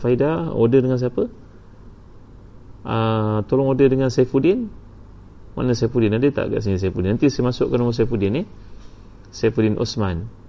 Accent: Singapore; InsyaAllah saya orang Singapura

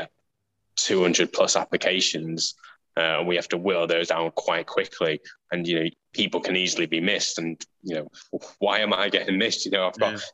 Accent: England, United Kingdom; My home is England, but I do have that Indian heritage, which I'm very proud of, but I don't consider myself Indian.

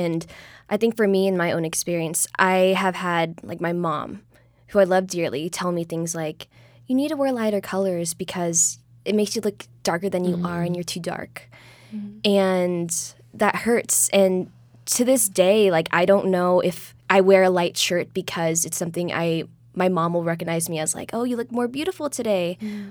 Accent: Philippines; I am also Filipino, so even seeing the Magandang Morenix hashtag was really cool, like 3 years ago.

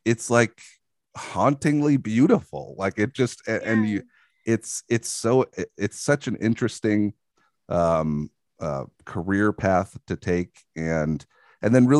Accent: Long Island, New York, United States; moved away; also born or lived in Bushwick, Brooklyn; I'm from New York. I'm from Long Island

